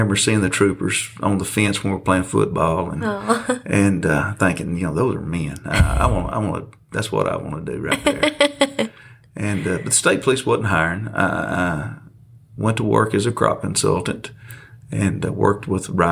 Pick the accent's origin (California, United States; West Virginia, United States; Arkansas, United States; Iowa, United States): Arkansas, United States; Northeast; growing up in Northeast Arkansas in a farming community